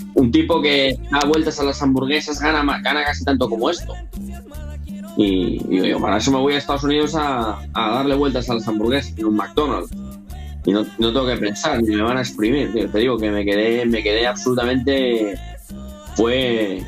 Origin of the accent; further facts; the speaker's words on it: Spain; first language Spanish; moved away as an adult; now in United States; yo soy español y bueno, aunque soy ahora ya soy aquí ciudadano norteamericano, pero yo soy, yo español, mi primer idioma es el español, y, la, la, vida que tuve en España, los 20 años que viví en España antes de venirme aquí